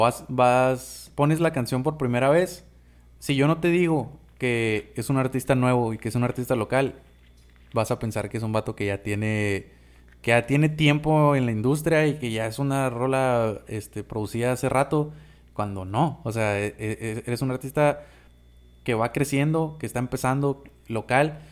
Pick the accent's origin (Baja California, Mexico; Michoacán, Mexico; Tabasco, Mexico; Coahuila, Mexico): Baja California, Mexico; Somos de la Baja